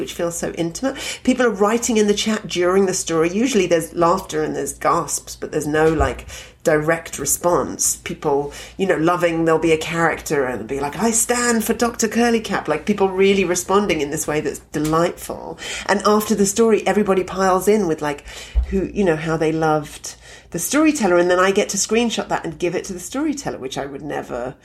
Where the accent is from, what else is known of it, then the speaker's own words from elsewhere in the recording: London, United Kingdom; moved away as an adult; also born or lived in Edinburgh; now in Toronto, Canada; even though I grew up in London, I'm not really a London person.